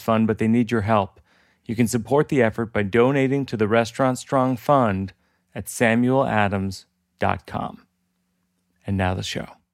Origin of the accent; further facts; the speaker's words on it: Boston, Massachusetts, United States; It's my hometown beer.